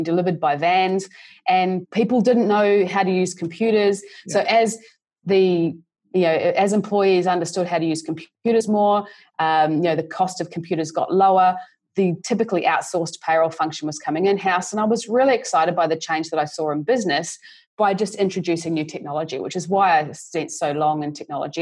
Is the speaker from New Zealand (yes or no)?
yes; New Zealand; moved away as an adult; now in Australia; I grew up in New Zealand, actually, and did a business degree in Christchurch